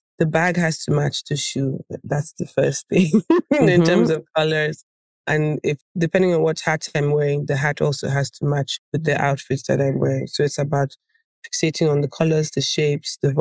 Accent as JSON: {"language": "English", "region": "Lagos", "country": "Nigeria", "tie": "born or raised there", "also_born_or_lived": "Ghana / Paris, France", "moved": "yes", "said": "growing up in Africa and going to school also in another African country, which was Ghana"}